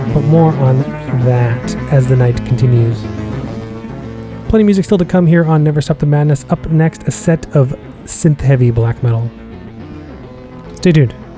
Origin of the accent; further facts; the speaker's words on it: Massachusetts, United States; my home state of Mass